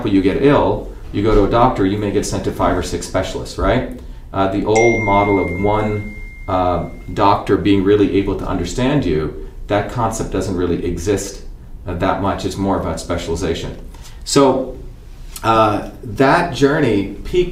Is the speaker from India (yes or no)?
yes; India; moved away; when I was a kid growing up in India.